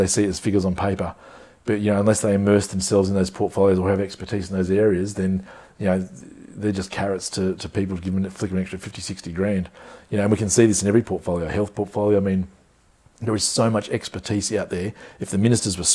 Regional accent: country Victoria, Australia; moved away as an adult; also born or lived in Darwin, Australia; now in Queensland, Australia; I was born in Darwin, actually, but so I was raised in country Victoria

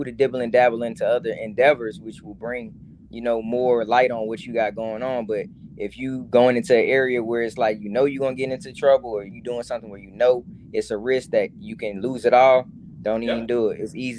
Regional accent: Atlanta, Georgia, United States; But growing up in Atlanta, it was pretty dope, you know what I mean?

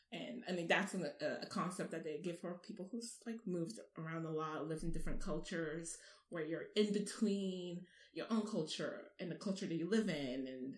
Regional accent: Ghana; also born or lived in Japan / Dubai, United Arab Emirates; now in United States; moving to the States, I had lived in 4 countries. So we started, my family's from Ghana originally, and I was born in Japan. And we lived there till I was 5, then moved to the UAE, living in Dubai for another 5 years. Then we moved to Ghana.

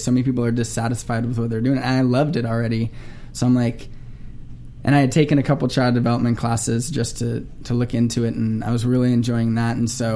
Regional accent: Simi Valley, California, United States; also born or lived in North Hollywood; I'm from Simi Valley. So I was actually born in the Valley, grew up in Simi Valley, and now I live in North Hollywood

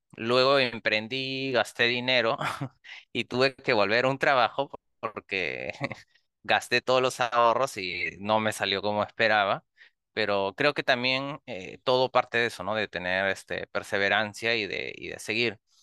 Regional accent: Peru; soy de Perú

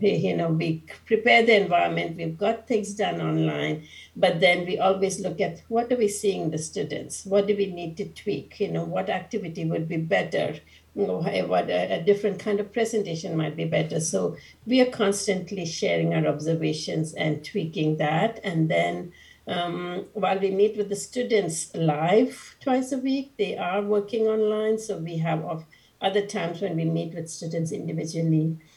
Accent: India; I was born and brought up in India

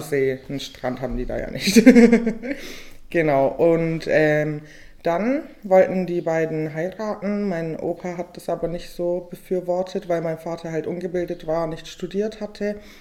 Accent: Weißenhorn, Bavaria, Germany; also born or lived in Augsburg; now in Ulm, Germany; Ich bin gebürtige Weißenhornerin. Ich komme aus der schönen Fuggerstadt in Weißenhorn. ja, und da bin ich geboren und aufgewachsen.

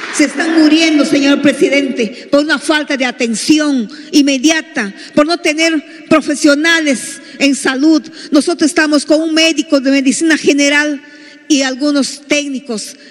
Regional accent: Peruvian Amazon, Peru

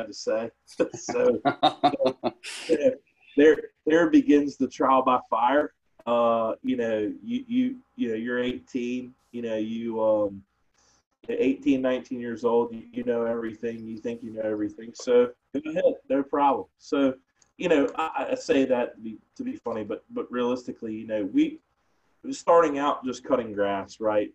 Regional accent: Portsmouth, Virginia, United States; Born and raised in Portsmouth, was an Alliance Christian grad

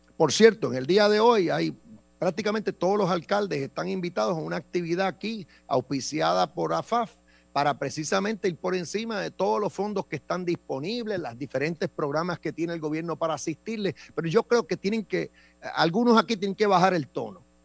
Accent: Puerto Rico; mientras nosotros seamos ciudadanos americanos

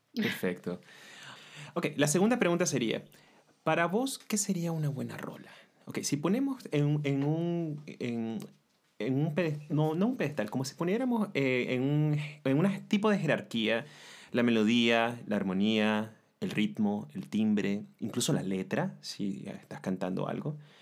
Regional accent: Nicaragua

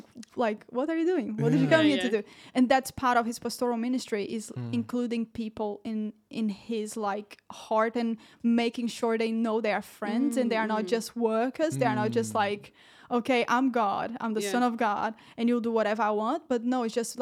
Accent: Portugal; also born or lived in Brazil; now in Bedworth, United Kingdom; I'm Brazilian, guys, if you don't know that. I'm Brazilian. Woo-hoo. I was raised in Portugal.

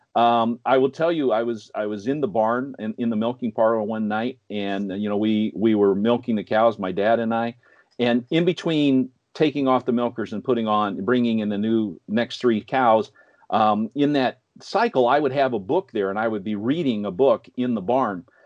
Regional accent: Midwest, United States; moved away as an adult; I'm still a Midwesterner

